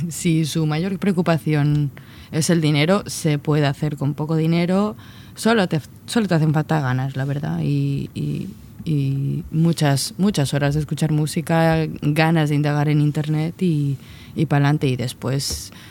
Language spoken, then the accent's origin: Spanish; Mallorca, Balearic Islands, Spain